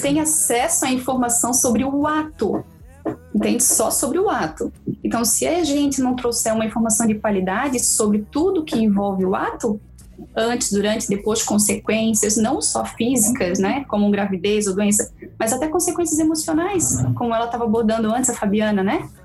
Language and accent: Portuguese; Brusque, Santa Catarina, Brazil; sou de Brusque, Santa Catarina